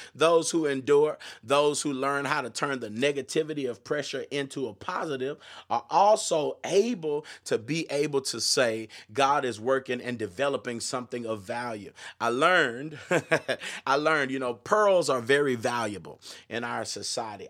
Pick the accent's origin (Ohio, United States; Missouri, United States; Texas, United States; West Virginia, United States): Texas, United States; Austin; I grew up in the Austin area and was a part of the gospel music scene